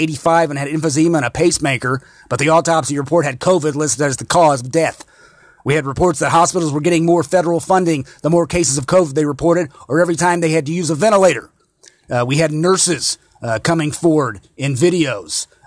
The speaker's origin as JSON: {"language": "English", "region": "Indiana", "country": "United States", "tie": "born or raised there", "said": "here in my home state of Indiana"}